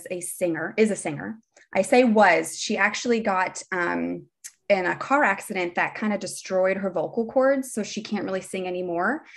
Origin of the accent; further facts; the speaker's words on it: Bethlehem, Pennsylvania, United States; moved away as an adult; also born or lived in Delaware / New Jersey; I grew up in Bethlehem, Pennsylvania